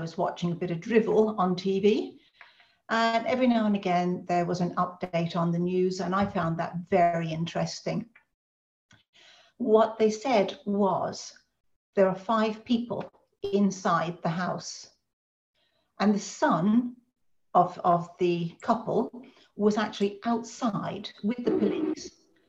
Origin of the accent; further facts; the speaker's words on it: Ireland; because being Irish, they know all about the Birmingham Six, the Guildford Four, the Maguire Seven. I mean, our family really know about this stuff.